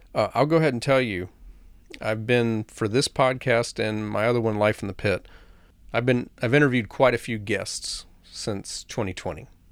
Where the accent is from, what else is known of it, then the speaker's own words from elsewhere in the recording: the South, United States; I grew up in the South